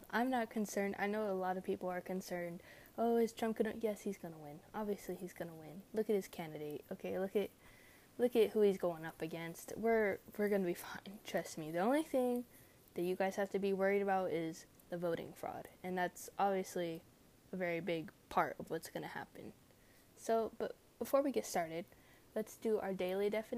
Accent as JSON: {"language": "English", "region": "California", "country": "United States", "tie": "born or raised there", "said": "my home state, California"}